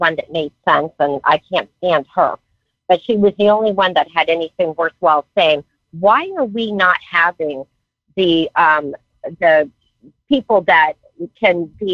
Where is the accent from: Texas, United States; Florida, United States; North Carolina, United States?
Florida, United States; Naples; I'm in Pembroke Pines right now, taking care of my mom, but I'm from Naples, Florida